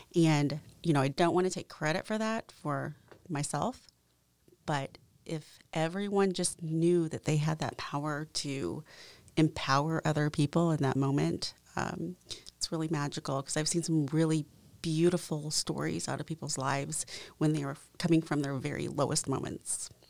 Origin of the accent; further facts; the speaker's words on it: Franklin, Indiana, United States; also born or lived in South Korea; growing up in Franklin